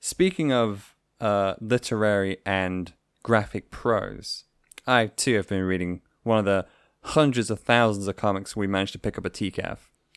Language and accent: English; England, United Kingdom; I am an English dude